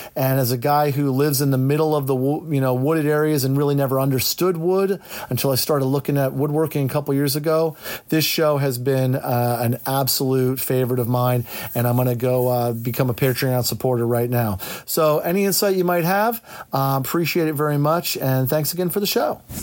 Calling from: Central Pennsylvania, United States; I'm calling from Central Pennsylvania

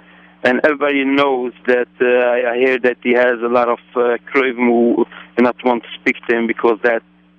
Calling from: New York, United States; From New York.

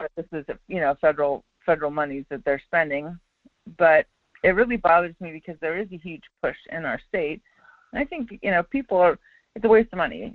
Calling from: Wasilla, Alaska, United States; calling from Wasilla

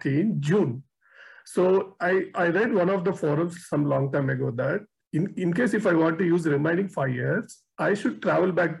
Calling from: Bangalore, Karnataka, India; I'm calling from Bangalore, India.

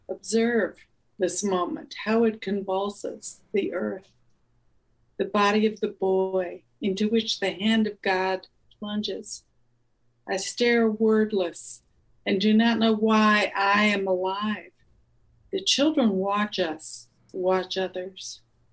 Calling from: Cleveland, Ohio, United States; I'm in the countryside outside of Cleveland, Ohio.

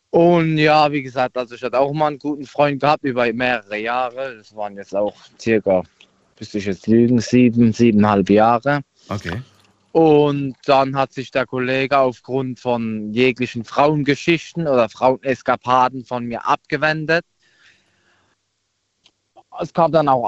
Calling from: Aglasterhausen, Baden-Württemberg, Germany; Ich komme aus der Aklasterhausen.

